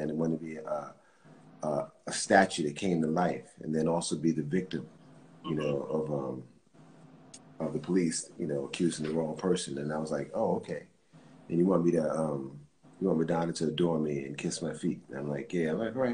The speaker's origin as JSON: {"language": "English", "town": "Mount Vernon", "region": "New York", "country": "United States", "tie": "born or raised there", "also_born_or_lived": "the Bronx, New York", "moved": "as an adult", "said": "I'm a kid from Mount Vernon in the Bronx"}